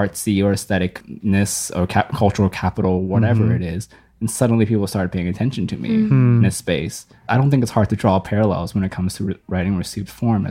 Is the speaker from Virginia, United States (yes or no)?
yes; Fredericksburg, Virginia, United States; I grew up in Fredericksburg, Virginia